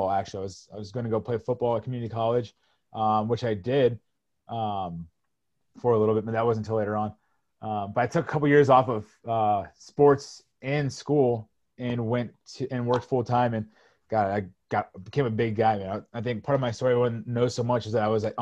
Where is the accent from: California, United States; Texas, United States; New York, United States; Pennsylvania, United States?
California, United States; Orange County; growing up in Orange County, you just played basketball or water polo or, or you were surfing or, or football or something like that.